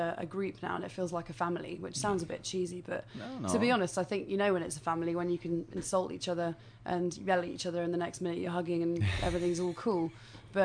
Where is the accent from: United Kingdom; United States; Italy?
United Kingdom; I'm British